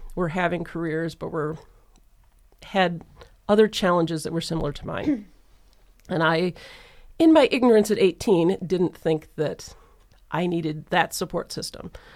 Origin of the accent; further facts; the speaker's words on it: Detroit, Michigan, United States; I grew up in the Metro Detroit area